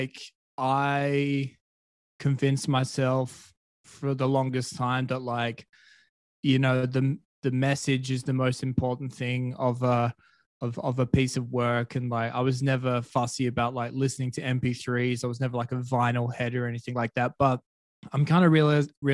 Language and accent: English; Perth, Western Australia, Australia; moved away as an adult; also born or lived in Colombia; Perth is my hometown